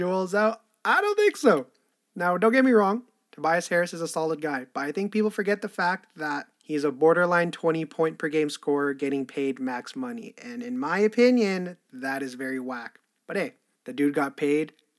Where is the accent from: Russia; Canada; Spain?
Canada; I'm Canadian